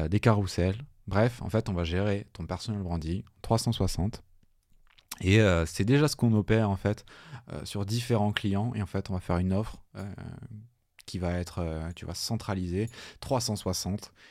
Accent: Toulouse, Occitania, France; Donc, je venais de Toulouse, euh, je sortais d'école

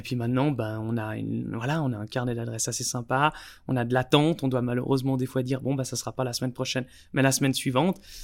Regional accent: Switzerland; on est suisse

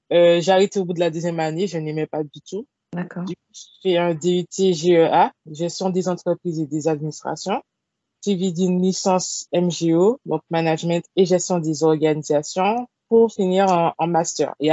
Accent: Martinique; Je suis martiniquaise, j'ai 25 ans.

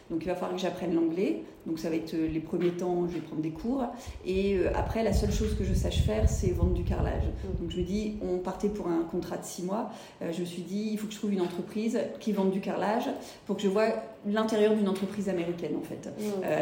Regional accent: Lille, Hauts-de-France, France; also born or lived in United States; now in Toulouse, France; je suis toulousaine depuis 9 ans, j'ai vécu 15 ans aux États-Unis et avant, euh, on va dire que je suis plutôt de la région de Lille.

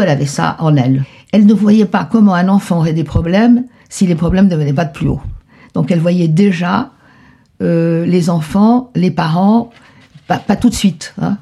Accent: Buenos Aires, Argentina; moved away as an adult; partie de Buenos Aires en pleurant hmm. dans la voiture tout le temps. C'était déchirant parce que je voulais pas laisser mon pays.

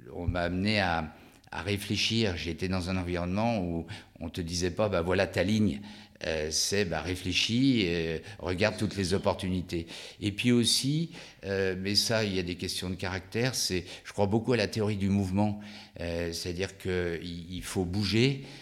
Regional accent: Lyon, Auvergne-Rhône-Alpes, France; je suis originaire de Lyon

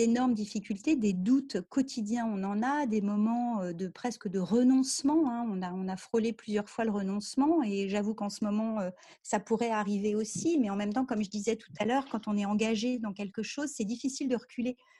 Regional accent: France; je suis française

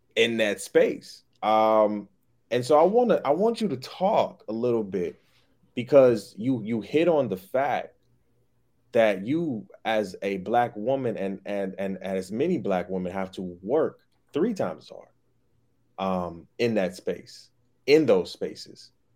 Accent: Detroit, Michigan, United States; moved away as an adult; also born or lived in Grand Rapids, Michigan; living in Detroit, growing up in Detroit, and then going to college for eight years

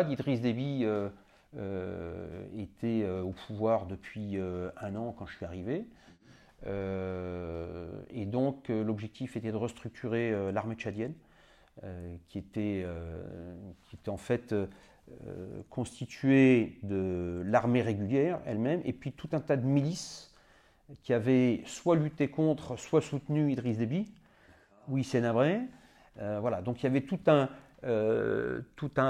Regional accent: Madagascar; moved away; also born or lived in Senegal; moi, j'étais né en Afrique, j'avais vécu en Afrique, j'étais à Madagascar quand j'étais enfant, je suis né au Sénégal.

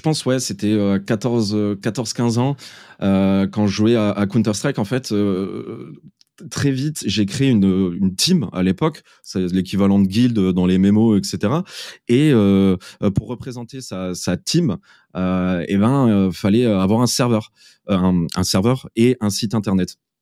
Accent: Metz, Grand Est, France; moved away as an adult; also born or lived in Malta; je suis originaire de, euh, de, de Metz.

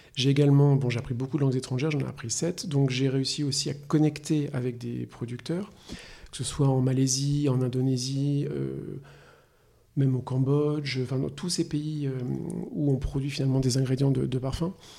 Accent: La Roche-Posay, Nouvelle-Aquitaine, France; moved away as an adult; also born or lived in Paris / China / Singapore / Hong Kong; Je suis né en France, à Paris. J'ai grandi à La Roche-Posay

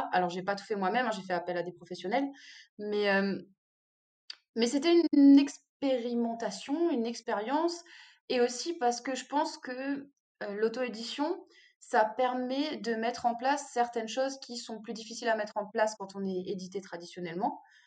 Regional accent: Réunion; je suis réunionnaise

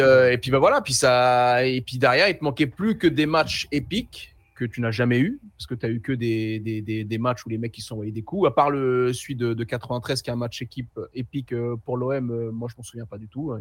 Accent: Paris, Île-de-France, France; on est de Paris

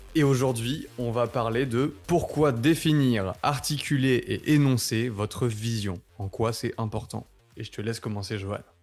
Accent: France; nous, en tant que français

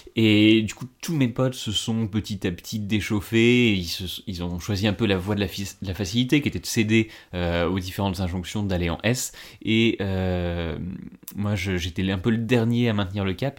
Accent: Ardennes, Grand Est, France; moved away as an adult; now in Paris, France; je suis né dans les Ardennes, j'ai grandi là-bas

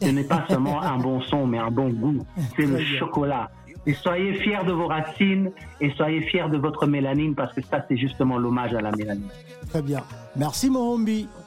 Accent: DR Congo; je suis investi euh, chez moi en RDC plus que jamais.

